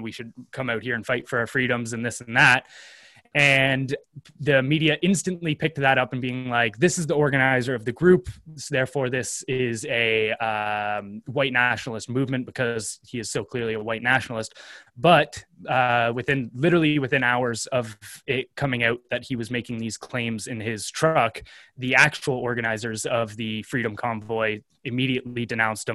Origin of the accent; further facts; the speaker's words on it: Canada; as a Canadian